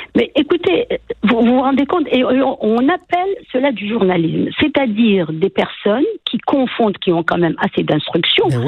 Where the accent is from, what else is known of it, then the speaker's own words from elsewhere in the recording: Quebec, Canada; en tant que Québécois